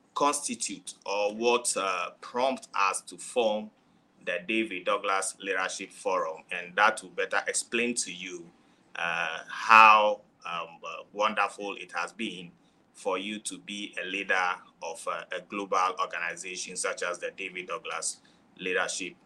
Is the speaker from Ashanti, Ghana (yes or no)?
no; Volta, Ghana; I'm coming from Africa, to be precise, Ghana. And my place of origin is Akachi, from the Volta region.